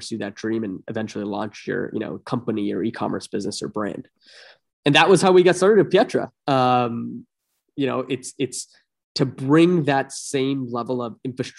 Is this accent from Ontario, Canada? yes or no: yes; Toronto, Ontario, Canada; moved away as an adult; also born or lived in Bay Area; I was born and raised in Toronto, or a suburb of Toronto